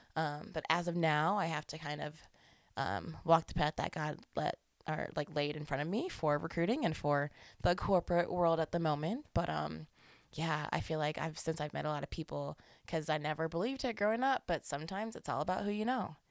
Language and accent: English; Colorado Springs, Colorado, United States; also born or lived in South Dakota; now in Denver, United States; I'm a Colorado native. I was born in Colorado Springs. Um, stayed down there the most of my life